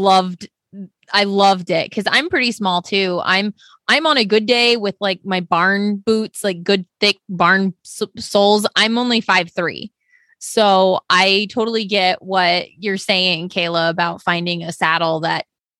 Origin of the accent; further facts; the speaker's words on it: Oklahoma, United States; I'm from Oklahoma